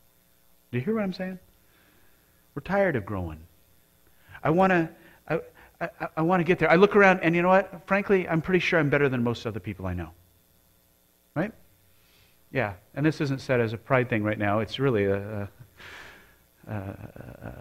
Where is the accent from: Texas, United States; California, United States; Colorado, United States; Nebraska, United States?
Colorado, United States; Colorado Springs; moved away; I grew up in Colorado Springs.